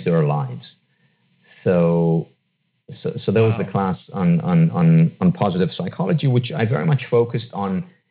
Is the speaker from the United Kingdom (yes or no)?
no; Israel; moved away; I was born and raised in Israel, in a city just outside Tel Aviv